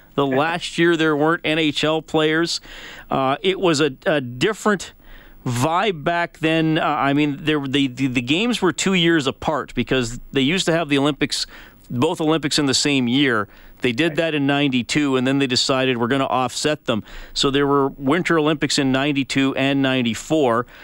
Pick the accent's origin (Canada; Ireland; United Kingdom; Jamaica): Canada; as Canadian hockey fans